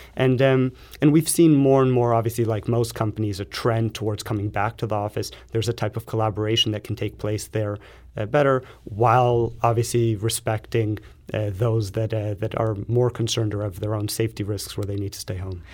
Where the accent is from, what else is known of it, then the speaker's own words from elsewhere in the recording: Los Angeles, California, United States; moved away; I come from Los Angeles